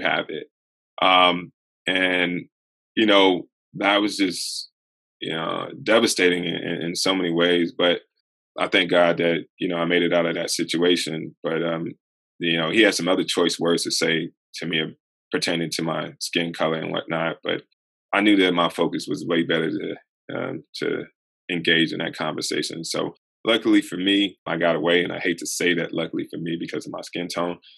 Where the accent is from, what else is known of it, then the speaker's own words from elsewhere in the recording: the South, United States; moved away as an adult; also born or lived in Western Pennsylvania; I grew up in the South